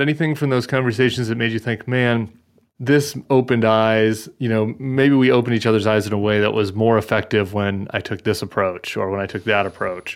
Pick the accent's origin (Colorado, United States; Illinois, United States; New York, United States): Colorado, United States; moved away as an adult; also born or lived in Washington, D.C.; now in New Orleans, United States; I'm from Colorado